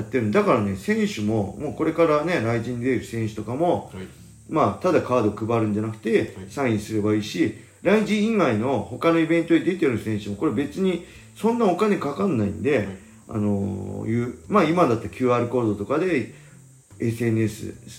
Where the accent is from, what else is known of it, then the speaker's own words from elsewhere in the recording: Inashiki, Ibaraki, Japan; 僕の地元の稲敷市